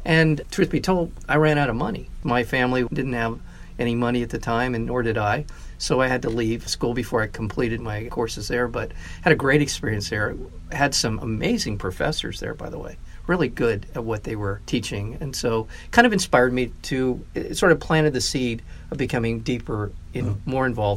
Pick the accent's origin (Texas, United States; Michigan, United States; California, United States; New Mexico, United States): California, United States; La Crescenta; also born or lived in Burbank / Santa Barbara; now in Orange County, United States; I spent in kind of the eastern end of the San Fernando Valley, the Tahunga, La Crescenta